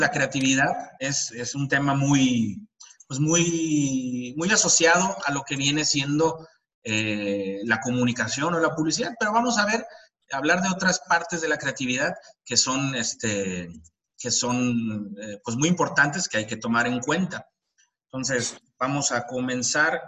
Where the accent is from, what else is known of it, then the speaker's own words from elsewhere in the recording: Mexico; como mexicanos